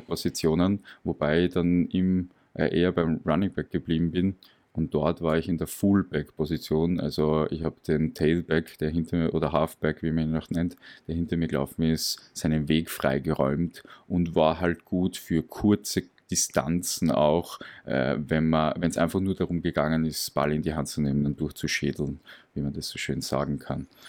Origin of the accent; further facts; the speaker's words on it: Graz, Styria, Austria; Aus Graz. Also ich bin aus Österreich, okay. aus Graz